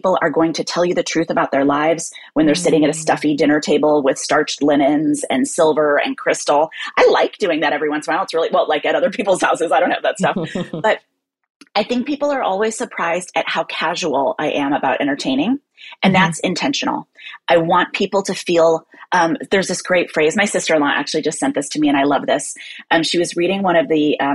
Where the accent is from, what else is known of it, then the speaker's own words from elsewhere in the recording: Midwest, United States; now in New York, United States; as a Midwesterner who now lives in New York